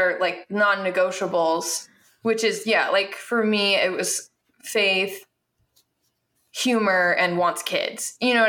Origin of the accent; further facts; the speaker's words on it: United States; I'm like American.